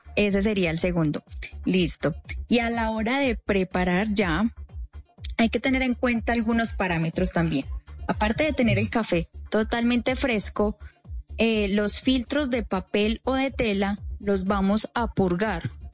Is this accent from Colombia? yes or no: yes; Salento, Quindío, Colombia; also born or lived in Salamina, Caldas; Pero yo soy caldense, yo soy de Salamina Caldas, pero me crié y me levanté en el Quindío, directamente desde Salento, Quindío.